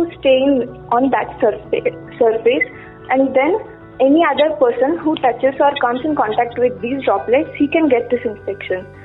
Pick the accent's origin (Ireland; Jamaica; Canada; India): India; Hubli, Karnataka; I am from Hubli, Karnataka.